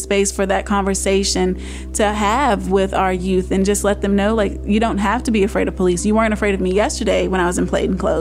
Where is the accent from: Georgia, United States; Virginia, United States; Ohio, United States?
Virginia, United States; Roanoke; I was raised here in Roanoke City